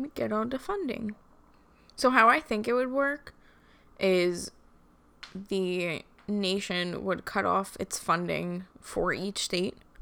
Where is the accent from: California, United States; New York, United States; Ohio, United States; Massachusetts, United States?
New York, United States; Long Island; We're just trash from Long Island